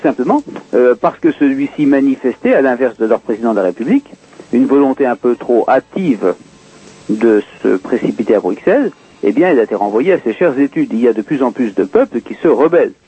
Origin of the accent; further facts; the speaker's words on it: France; je suis français